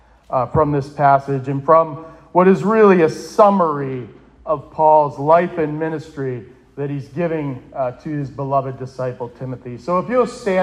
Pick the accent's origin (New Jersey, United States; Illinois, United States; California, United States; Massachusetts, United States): Massachusetts, United States; Bridgewater; I grew up in Bridgewater. I was your typical New England Roman Catholic.